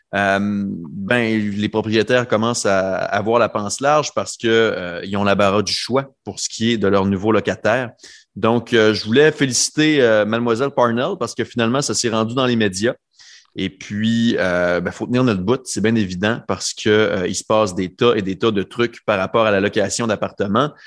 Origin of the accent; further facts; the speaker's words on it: Quebec, Canada; now in Halifax, Canada; mon coin de pays, au Québec